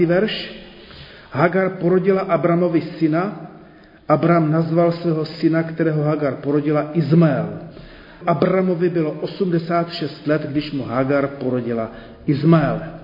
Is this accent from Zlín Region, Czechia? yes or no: yes; Zlín, Zlín Region, Czechia; also born or lived in Brno; jako dítě ještě ve Zlíně